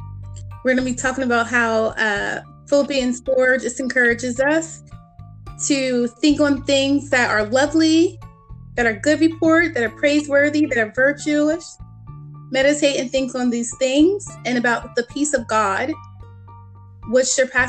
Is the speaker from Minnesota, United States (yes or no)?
no; Ohio, United States; I'm from Ohio, Buckeye State